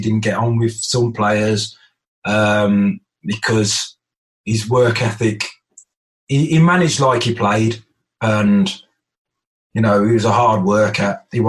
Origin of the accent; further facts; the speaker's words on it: Birmingham, West Midlands, United Kingdom; Sometimes I used to knock about with the lads that I grew up with in Birmingham as well